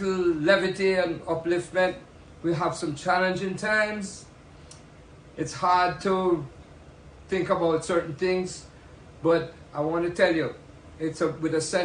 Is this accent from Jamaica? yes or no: yes; Kingston, Jamaica; I'm from Kingston, Jamaica